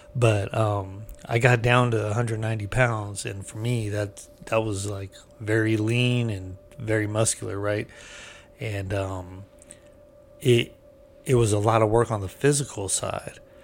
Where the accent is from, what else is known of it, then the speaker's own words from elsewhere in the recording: California, United States; I'm from California